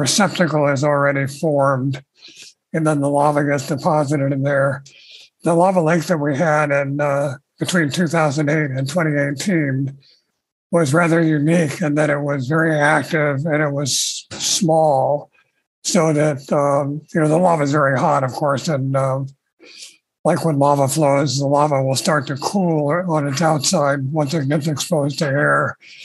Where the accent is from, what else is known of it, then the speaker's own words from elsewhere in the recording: Oahu, Hawaii, United States; I was born and raised in Hawaii